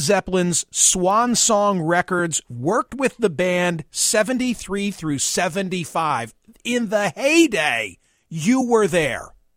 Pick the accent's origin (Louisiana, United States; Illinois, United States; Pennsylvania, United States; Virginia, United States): Pennsylvania, United States; Philadelphia; my hometown of Philadelphia